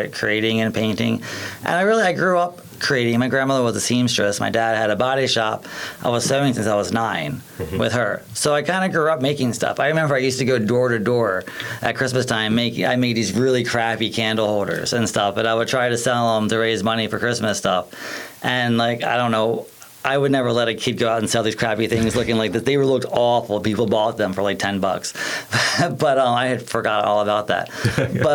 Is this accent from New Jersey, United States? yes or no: no; Eastern Shore, Maryland, United States; moved away as an adult; now in Baltimore, United States; I was born and raised here in Maryland on the Eastern Shore.